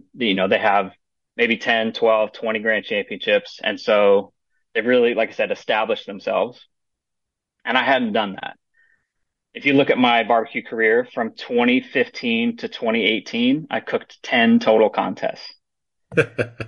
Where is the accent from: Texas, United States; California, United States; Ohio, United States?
California, United States; Stockton; moved away as an adult; also born or lived in Mid-Atlantic (East Coast); now in Mount Juliet, Tennessee, United States; I grew up in Northern California in a town called Stockton